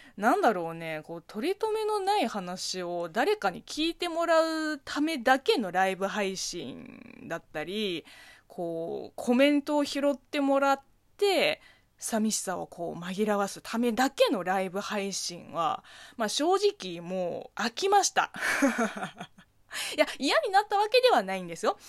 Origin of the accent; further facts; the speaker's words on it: Zhejiang, China; Japanese is a second language; now in Japan; 中国生まれ、中国育ちの私